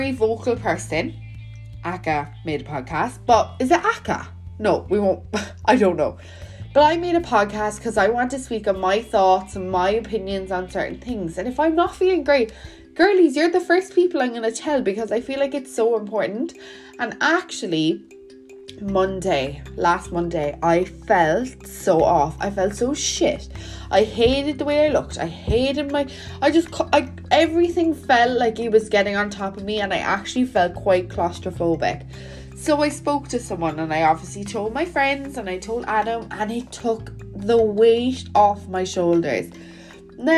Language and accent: English; Welsh, Wales, United Kingdom; I'm Welsh